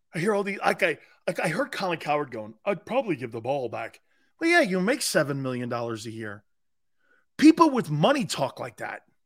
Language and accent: English; East Coast, United States; I am not a West Coast guy. Born and raised on the East Coast.